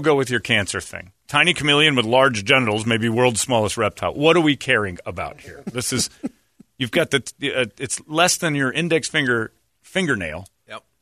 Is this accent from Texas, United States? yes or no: no; Indiana, United States; moved away; Originally, I'm from Indiana